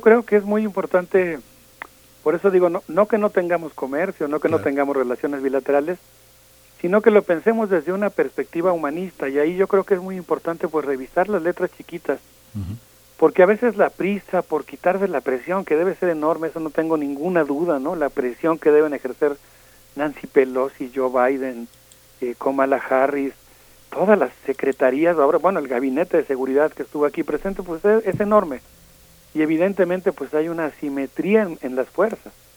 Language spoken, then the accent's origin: Spanish; Mexico